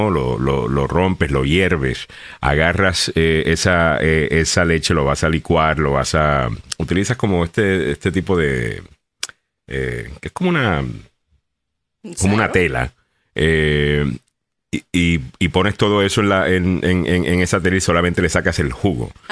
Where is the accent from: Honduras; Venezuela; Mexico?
Honduras; Mis amistades están encantadas con el coquito y todos somos hondureños. Arriba Honduras